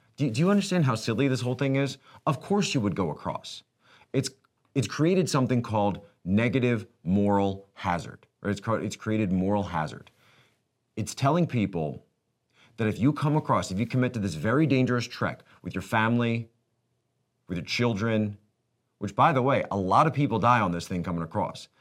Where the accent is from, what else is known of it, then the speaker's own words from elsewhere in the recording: United States; we as American citizens